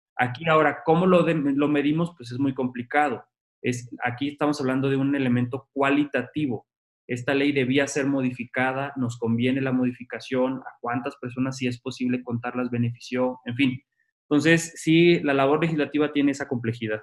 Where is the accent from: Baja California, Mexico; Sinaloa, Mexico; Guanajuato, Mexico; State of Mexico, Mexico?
Baja California, Mexico; Tijuana; moved away as an adult; also born or lived in Mexico City; yo soy tijuanense, me vine a la Ciudad de México a estudiar la licenciatura